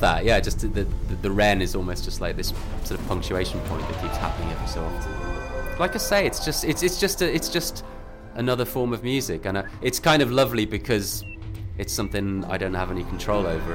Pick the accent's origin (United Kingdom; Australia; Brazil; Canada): United Kingdom; Birmingham, West Midlands; I grew up around Birmingham Way